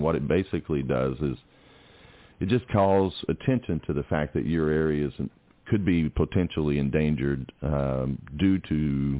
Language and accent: English; Atlanta, Georgia, United States; I'm from Atlanta.